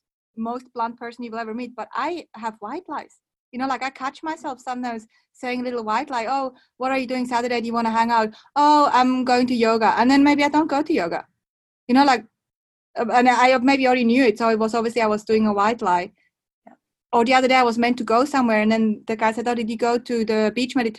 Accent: Switzerland

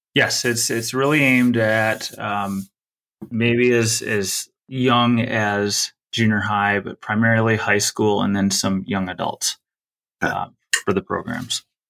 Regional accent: Sun Prairie, Wisconsin, United States; I'm from the Sun Prairie, the Madison area

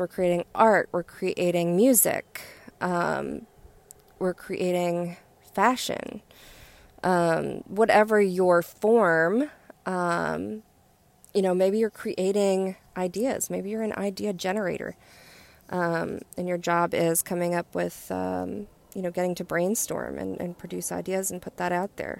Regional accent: West Virginia, United States; moved away; I'm getting ready to go to my home state of West Virginia

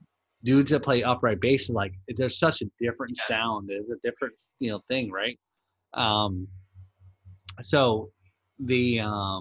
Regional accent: New Jersey, United States; I grew up in New Jersey

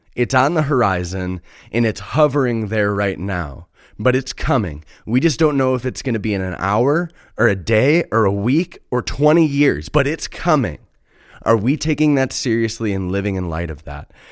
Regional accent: Chicago, Illinois, United States; I'm from Chicago. I live in the Midwest

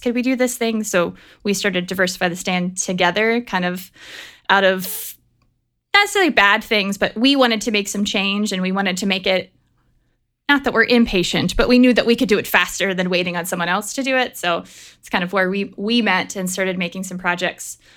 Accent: Pennsylvania, United States; I grew up in Pennsylvania

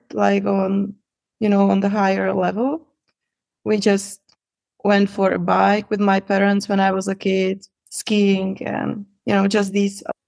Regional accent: Prague, Czechia; English is a second language; I'm from Czech Republic, from Prague. I was born there, and actually I lived there my whole life.

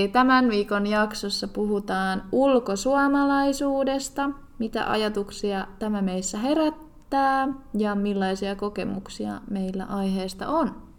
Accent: Finland; now in Dubai, United Arab Emirates; se on mun kotimaassa

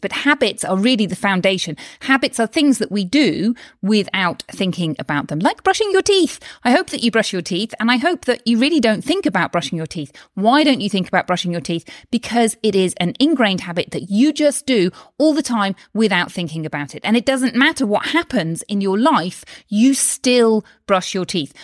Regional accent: United Kingdom; now in Spain; I'm from the U K, which you may be able to tell from my accent

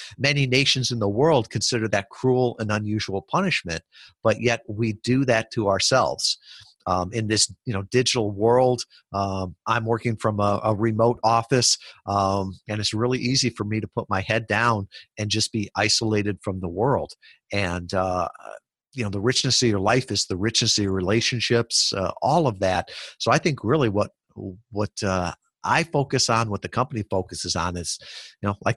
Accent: Kalamazoo, Michigan, United States; I was from Kalamazoo, Michigan.

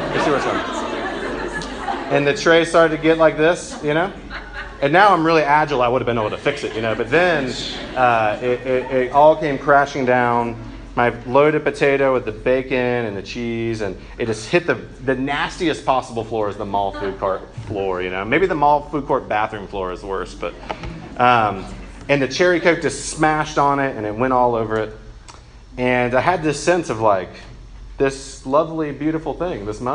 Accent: Macon, Georgia, United States; I was raised by my mom, just me and my mom. And I'm from Macon, Georgia

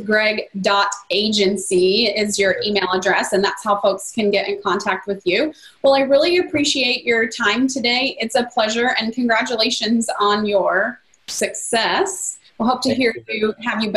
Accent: United States; as an American

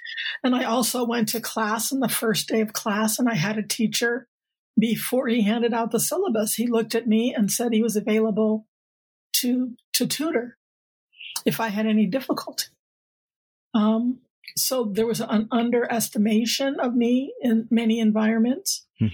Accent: Connecticut, United States; moved away as an adult; now in Seattle, United States; I grew up on the East Coast. Actually, I grew up a little bit all around. My father was in the Air Force. And then we settled in Connecticut, which is where I was born. And I came out here for grad school and never left.

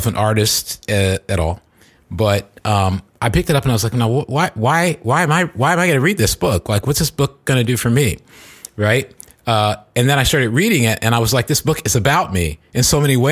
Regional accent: Silicon Valley, California, United States; I'm from Silicon Valley

